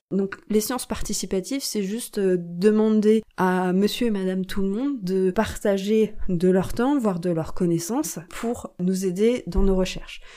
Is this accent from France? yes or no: yes; France; chez nous en France